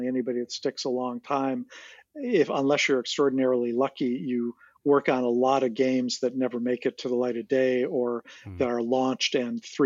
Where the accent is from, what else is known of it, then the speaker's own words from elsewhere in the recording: Chicago, Illinois, United States; moved away as an adult; I grew up in Chicago